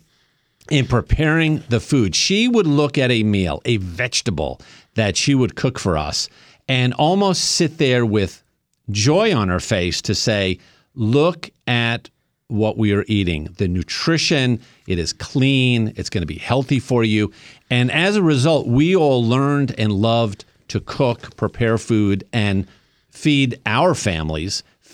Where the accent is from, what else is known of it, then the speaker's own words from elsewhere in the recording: New York, United States; I grew up in New York. I am of Italian-Sicilian background